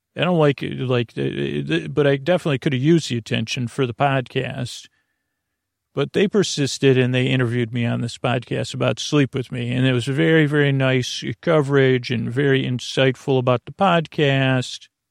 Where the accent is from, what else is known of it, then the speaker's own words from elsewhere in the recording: Syracuse, New York, United States; I grew up in Syracuse